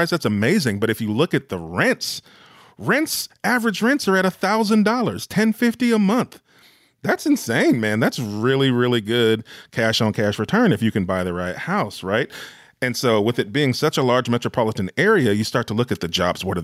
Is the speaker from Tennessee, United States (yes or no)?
no; California, United States; I'm from California. I'm from California. I can make these jokes.